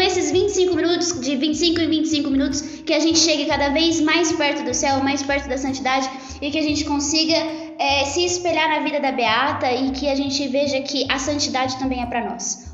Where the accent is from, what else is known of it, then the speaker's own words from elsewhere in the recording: Campinas, São Paulo, Brazil; eu tenho 22 anos, sou campineira